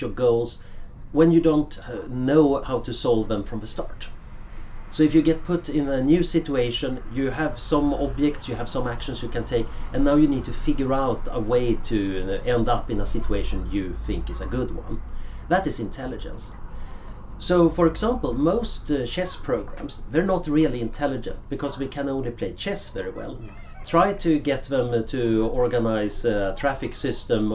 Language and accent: English; Sweden; moved away as an adult; now in Oxford, United Kingdom; when I grew up in Sweden in the 70s, it was a fairly boring world